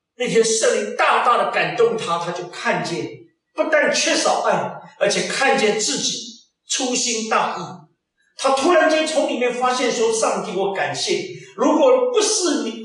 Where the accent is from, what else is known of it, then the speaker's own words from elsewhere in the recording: China; moved away; also born or lived in Germany; 我们中国人比较重视那个农历新年